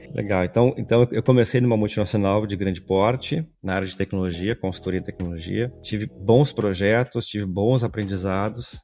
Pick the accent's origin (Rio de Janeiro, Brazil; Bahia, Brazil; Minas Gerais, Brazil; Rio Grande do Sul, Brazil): Rio Grande do Sul, Brazil; Porto Alegre; Sou gaúcho, natural aqui de Porto Alegre